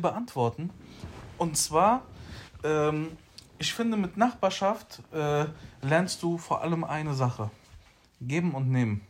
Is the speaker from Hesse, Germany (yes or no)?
yes; Frankfurt, Hesse, Germany; ich bin aufgewachsen in Sossenheim in der Toni-Sender Straße